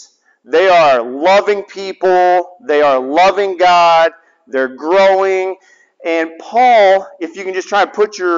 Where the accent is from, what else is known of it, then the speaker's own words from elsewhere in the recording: the South, United States; I'm from the South